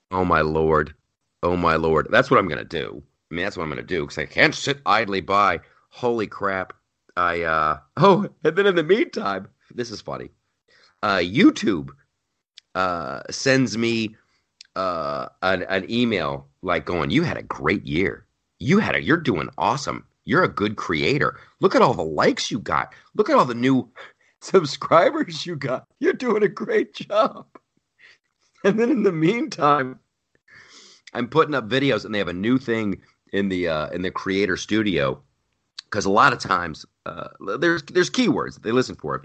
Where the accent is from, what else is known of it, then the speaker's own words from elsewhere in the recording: Ohio, United States; moved away as an adult; also born or lived in California; I grew up in Ohio